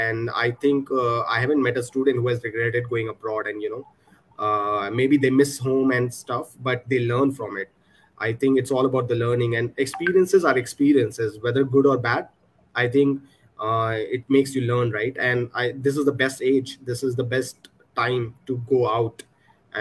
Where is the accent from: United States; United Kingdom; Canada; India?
India; Punjab; I'm from Punjab, born and brought up here.